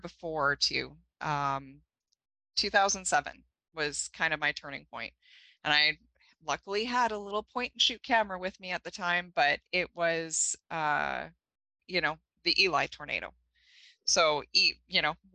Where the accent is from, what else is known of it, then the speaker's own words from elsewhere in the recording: Thompson, Manitoba, Canada; I grew up here in Manitoba, Thompson, Manitoba.